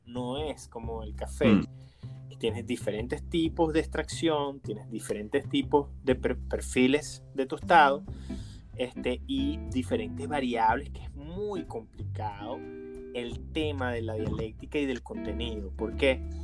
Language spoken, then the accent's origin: Spanish; Caracas, Capital District, Venezuela; yo me crié en el Valle de Caracas